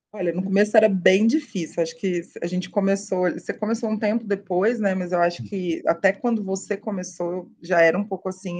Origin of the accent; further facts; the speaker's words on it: Uberaba, Minas Gerais, Brazil; moved away as an adult; also born or lived in São Paulo; estava lá em Uberaba, né? Eu sou de Minas, interior, aquela coisa, aquela, aquele tédio